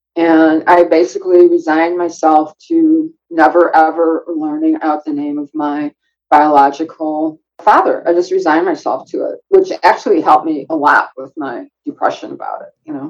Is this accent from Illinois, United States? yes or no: yes; Chicago, Illinois, United States; when I was growing up in Chicago, my I went to Chicago Public School